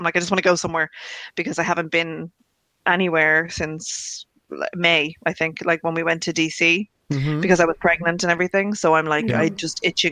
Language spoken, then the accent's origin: English; Ireland; being Irish and having spent every Christmas in Ireland, bar one, since I've been born